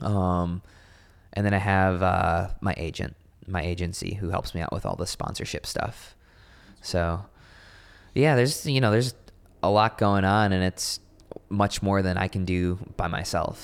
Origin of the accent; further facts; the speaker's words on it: Racine, Wisconsin, United States; moved away as an adult; now in Austin, United States; we grew up in Racine, Wisconsin